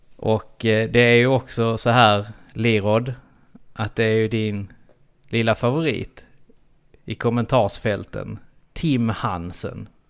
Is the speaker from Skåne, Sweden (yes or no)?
yes; Trelleborg, Skåne, Sweden; accent: Skånska; vi är ju trelleborgare in i benmärgen